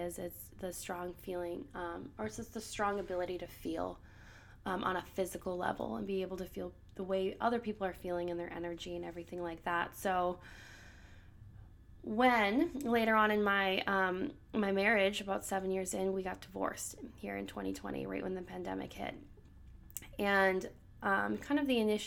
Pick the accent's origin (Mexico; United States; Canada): United States; Minnesota; I grew up in Minnesota, so the land of 10,000 lakes